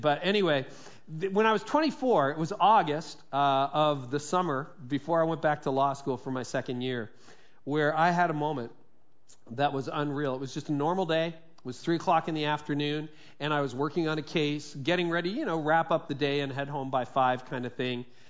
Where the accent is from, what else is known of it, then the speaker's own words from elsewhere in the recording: Midland, Ontario, Canada; it was actually a law firm in Midland, and that's my hometown where I grew up through my teen years.